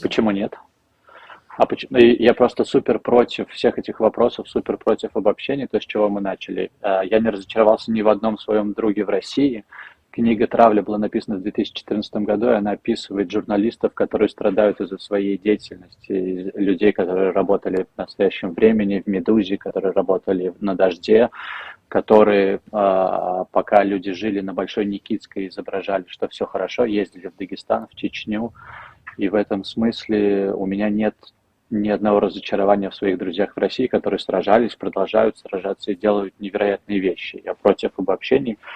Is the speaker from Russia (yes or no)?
no; Belarus; now in Switzerland; я белорус.